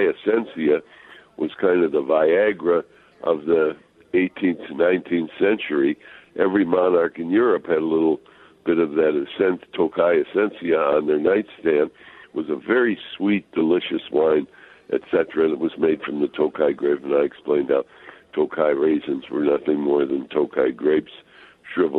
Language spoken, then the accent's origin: English; Chicago, Illinois, United States; moved away as an adult; now in Minnesota, United States; being a Chicago boy